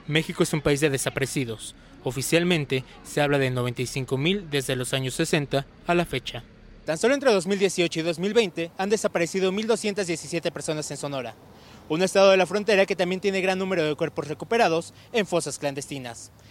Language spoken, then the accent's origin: Spanish; Colombia; Vengo de Colombia buscando a mi hija